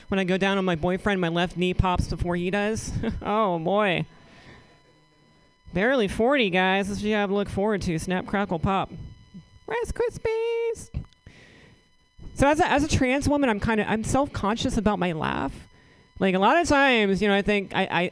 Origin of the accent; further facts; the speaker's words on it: southeastern Virginia, United States; moved away; I'm originally from the South. Grew up in southeastern Virginia